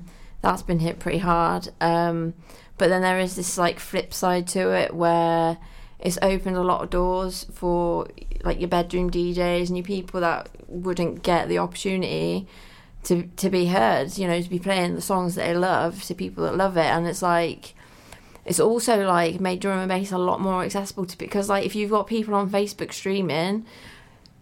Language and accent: English; Midlands, United Kingdom; moved away as an adult; now in Pembrokeshire, United Kingdom; I'm originally from the Midlands and I'm now in the wild, wild west. Been here for a few years and absolutely loving life in Pembrokeshire.